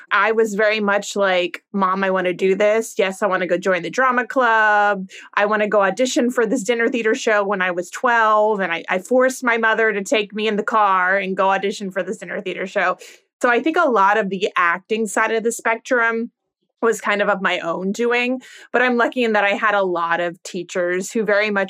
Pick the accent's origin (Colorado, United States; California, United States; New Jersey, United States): California, United States; also born or lived in Virginia; now in New York, United States; No, I'm actually originally from California